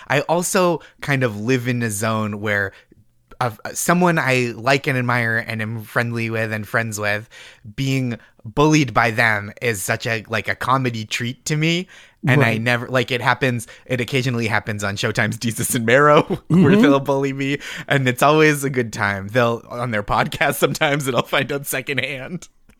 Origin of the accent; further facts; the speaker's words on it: Stoneham, Massachusetts, United States; I grew up in Stoneham, Massachusetts.